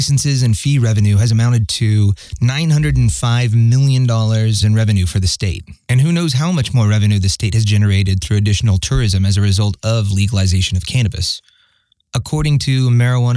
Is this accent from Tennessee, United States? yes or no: no; Colorado, United States; my home state of Colorado